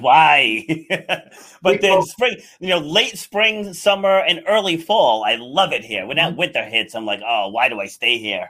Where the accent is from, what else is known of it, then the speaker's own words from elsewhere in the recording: Rhode Island, United States; also born or lived in New York City; I was born in New York City, but then uh, my parents moved moved us out of the city, and we li- I grew up in rural Rhode Island